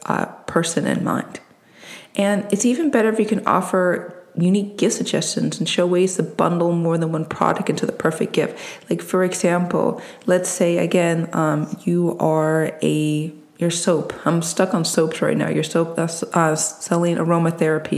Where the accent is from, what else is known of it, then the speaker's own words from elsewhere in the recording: East Coast, United States; I'm from the East Coast